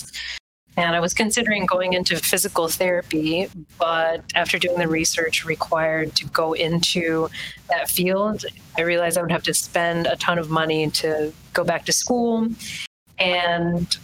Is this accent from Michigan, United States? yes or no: no; California, United States; moved away as an adult; also born or lived in New York / Louisiana; now in Vermont, United States; I'm originally from California.